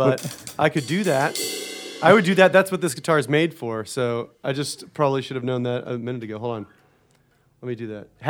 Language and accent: English; Florida, United States; I'm from Florida